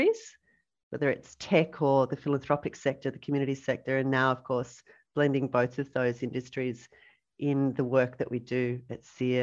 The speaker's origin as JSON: {"language": "English", "town": "Sydney", "region": "New South Wales", "country": "Australia", "tie": "born or raised there", "also_born_or_lived": "Killara / French's Forest / Amarillo, Texas", "said": "I grew up in the Sutherland Shire"}